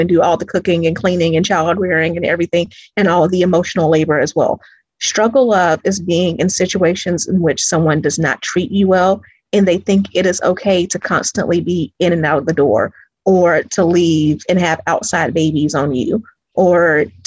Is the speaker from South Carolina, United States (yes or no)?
yes; Greenville, South Carolina, United States; now in Atlanta, United States; I'm originally from Greenville, South Carolina.